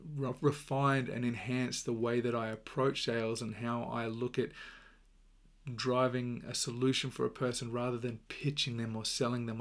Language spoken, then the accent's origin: English; Australia; accent: Australian; my accent is Australian